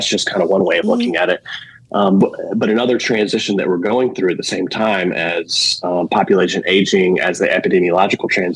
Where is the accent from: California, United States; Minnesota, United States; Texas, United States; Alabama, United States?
Alabama, United States; moved away as an adult; also born or lived in Louisiana / Indiana / Georgia; I'm from Alabama. I've lived in Louisiana, Indiana, and Georgia, but I'm now back in Alabama, living across the bay from Mobile